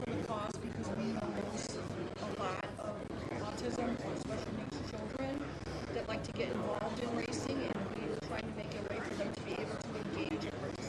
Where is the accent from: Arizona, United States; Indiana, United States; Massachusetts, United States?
Indiana, United States; Hammond; I am from Hammond, Indiana.